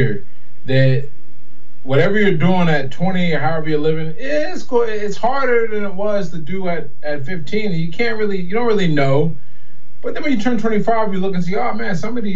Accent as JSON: {"language": "English", "town": "Pittsburgh", "region": "Pennsylvania", "country": "United States", "tie": "born or raised there", "said": "I was born in Pittsburgh, PA, grew up there"}